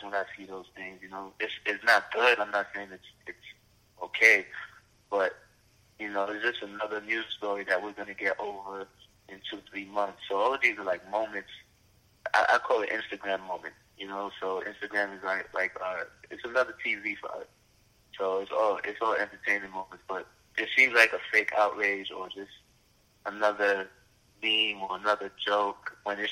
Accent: New York City, New York, United States; also born or lived in Oregon; I'm from Brooklyn, New York, of course. Grew up in a Haitian household. You know, my mother, my grandmother raised me in Brooklyn, Flatbush, to be exact

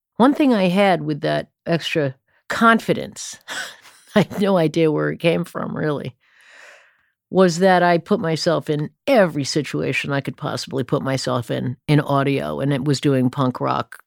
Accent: Stamford, Connecticut, United States; I came of age, uh, musical age, I suppose, in Stamford, Connecticut

